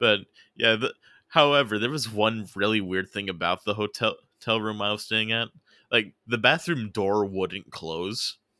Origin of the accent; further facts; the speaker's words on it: United States; a different city that's actually closer to my hometown